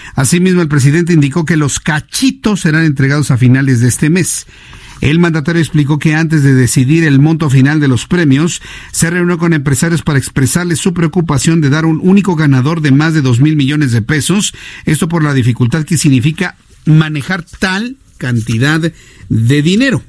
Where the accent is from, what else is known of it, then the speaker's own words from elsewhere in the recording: Mexico; como sociedad mexicana